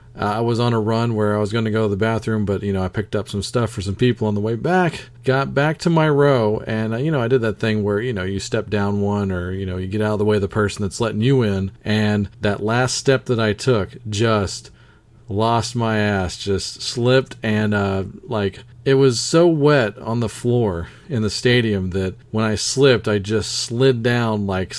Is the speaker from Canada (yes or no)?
no; Baton Rouge, Louisiana, United States; moved away; I was born in Louisiana, born in Baton Rouge, Louisiana